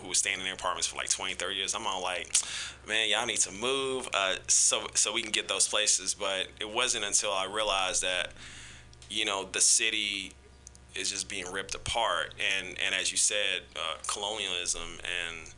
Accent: Kansas City, United States; now in San Francisco, United States; growing up in Kansas City

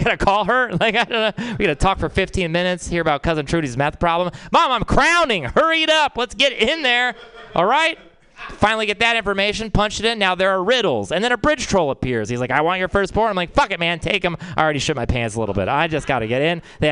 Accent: Texas, United States; I'm from Texas

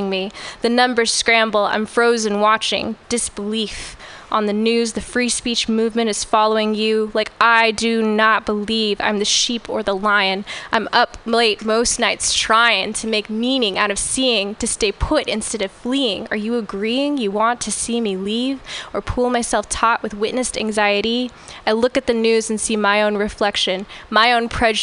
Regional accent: Orange County, Southern California, United States; moved away as an adult; now in San Francisco, United States; I grew up in Orange County in Southern California, and I moved here 7 years ago

